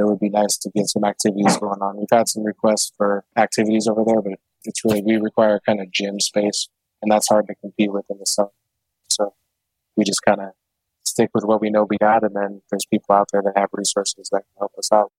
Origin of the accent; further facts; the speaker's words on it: Portland, Oregon, United States; growing up in Southeast Portland with a handful of kids of color